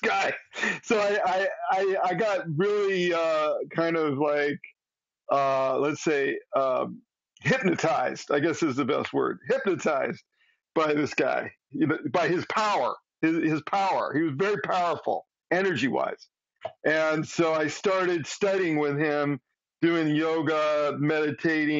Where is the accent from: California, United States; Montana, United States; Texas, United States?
California, United States; Southern; moved away; also born or lived in Eugene, Oregon; I grew up in Southern California